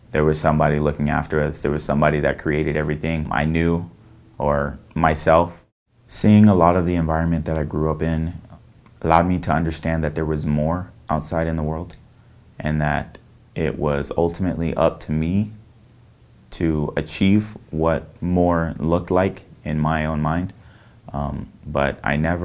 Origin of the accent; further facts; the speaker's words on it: Visalia, California, United States; I was born and raised in Visalia, California, and I'm 21 years old